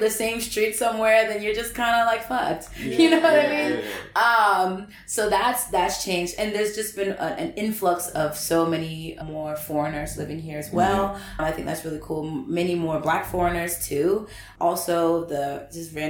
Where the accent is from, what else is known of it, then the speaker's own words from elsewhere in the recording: South Carolina, United States; moved away as an adult; now in Vietnam; I'm from the South. I'm from South Carolina